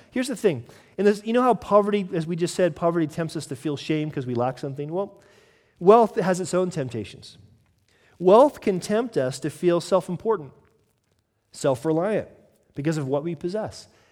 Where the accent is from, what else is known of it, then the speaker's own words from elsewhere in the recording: United States; moved away; as an American